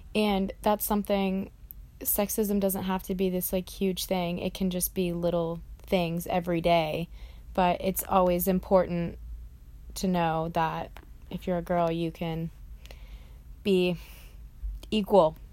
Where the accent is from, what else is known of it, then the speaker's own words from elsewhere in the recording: Greenville, South Carolina, United States; my hometown of Greenville, South Carolina